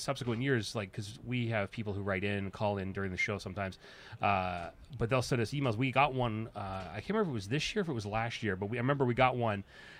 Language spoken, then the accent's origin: English; Canada; Remember, we used to never say that we were from Canada.